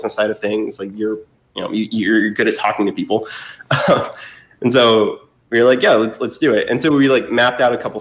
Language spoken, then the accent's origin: English; Fort Wayne, Indiana, United States; also born or lived in Boston / Bloomington, Indiana; now in Indianapolis, United States; I'm from Indiana originally, from Fort Wayne